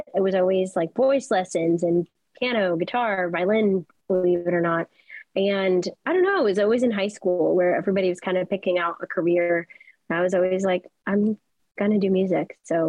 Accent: Los Angeles, California, United States; Yeah, I mean, I'm from Los Angeles, California. I grew up in a very musical family.

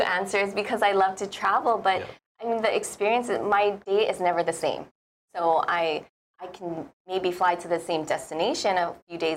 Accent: Honolulu, Hawaii, United States; I grew up in Manoa

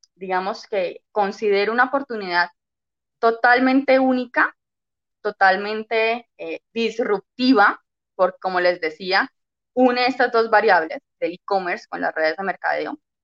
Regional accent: Cali, Valle del Cauca, Colombia; yo soy de Cali, Colombia

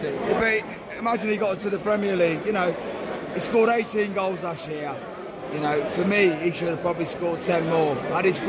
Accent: Coventry, West Midlands, United Kingdom; I'm from Coventry, mate. I'm from Camden originally, Radford, and then I live in Horsley now

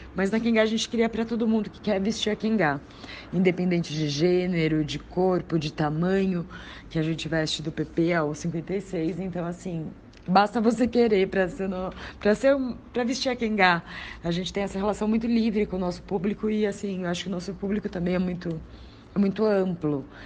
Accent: interior of São Paulo, Brazil; moved away as an adult; now in São Paulo, Brazil; Eu sou do interior de São Paulo

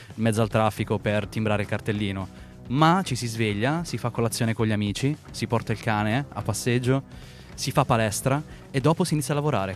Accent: Milan, Lombardy, Italy; moved away as an adult; now in Los Angeles, United States; io sono nato e cresciuto a Milano, quindi mm-hmm. sono milanese doc

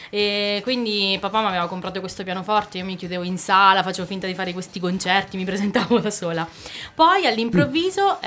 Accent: Penna San Giovanni, Marche, Italy; moved away as an adult; now in Fermo, Italy; io sono originaria di Penna San Giovanni, che è un paesino piccolissimo della provincia di Macerata

